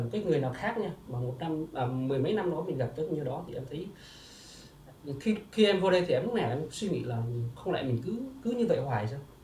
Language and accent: Vietnamese; Vietnam; now in Ho Chi Minh City, Vietnam; em là xuất phát từ một người người quê rạch